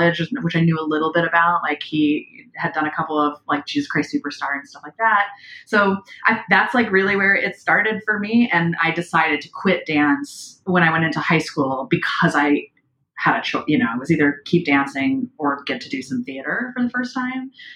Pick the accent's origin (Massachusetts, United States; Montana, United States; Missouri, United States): Missouri, United States; Kansas City; So I grew up in Kansas City, Missouri, and I was a dancer